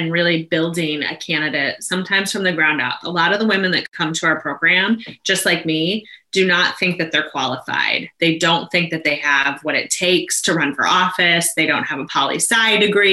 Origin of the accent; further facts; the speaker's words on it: Maine, United States; I went on to serve as the executive director here in my home state